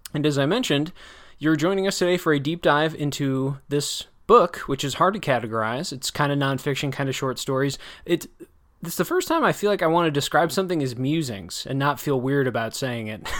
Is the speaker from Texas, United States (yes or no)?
no; Wisconsin, United States; I'm from Wisconsin or, you know, I enjoyed growing up there